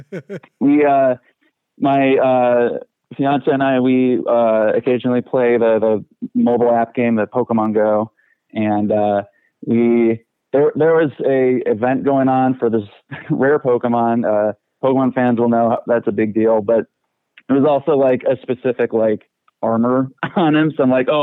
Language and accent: English; Aurora, Illinois, United States; I was born in Aurora, Illinois.